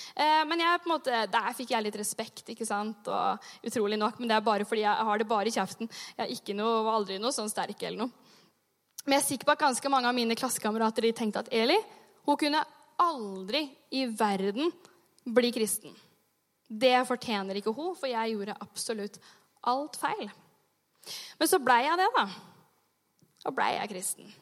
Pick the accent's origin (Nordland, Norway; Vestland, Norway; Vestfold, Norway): Vestfold, Norway; Sandefjord; moved away; Jeg har jobba som ungdomsleder hjemme i Sandefjord